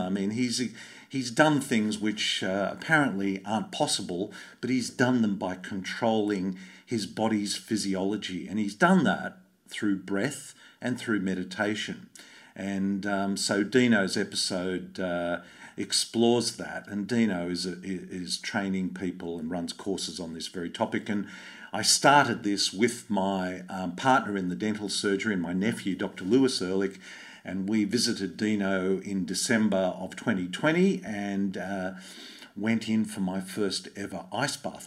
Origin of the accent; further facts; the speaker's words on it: Sydney, New South Wales, Australia; I grew up in Bondi